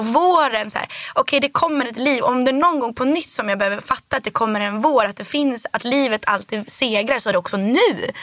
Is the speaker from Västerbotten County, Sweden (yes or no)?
no; Härnösand, Västernorrland County, Sweden; also born or lived in Rättvik, Dalarna; now in Stockholm, Sweden; först så växte jag upp i Rättvik. i Dalarna.